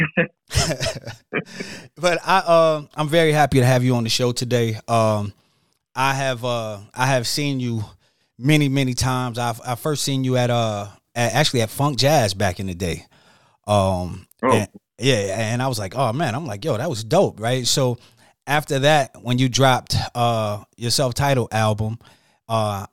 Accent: Detroit, Michigan, United States; moved away as an adult; also born or lived in Atlanta; I'm originally from Detroit. I moved to Atlanta when I went to college

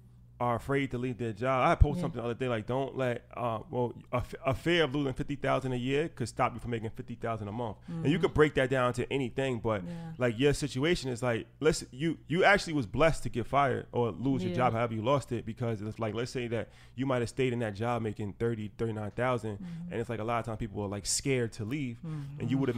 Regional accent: New York, United States; especially like we come from New York.

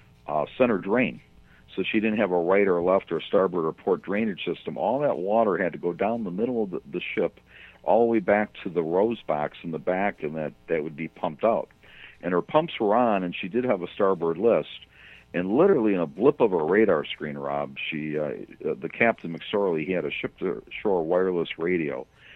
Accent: United States; I grew up on the Great Lakes. I grew up between Chicago and Milwaukee on Lake Michigan.

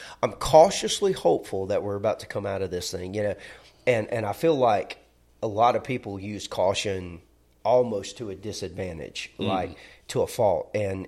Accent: Alabama, United States; Well, we're from Alabama. We're not going to say Augustine.

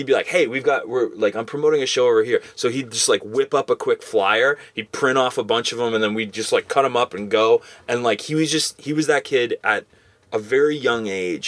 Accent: England, United Kingdom; I remember going there back in the day with we're over from England.

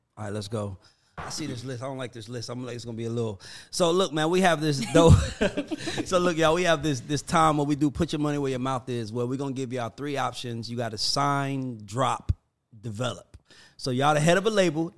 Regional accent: Atlanta, Georgia, United States; I'm from Atlanta

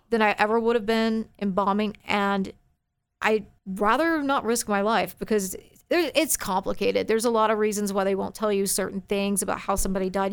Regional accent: Forney, Texas, United States; also born or lived in Dallas, Texas; I grew up in Forney

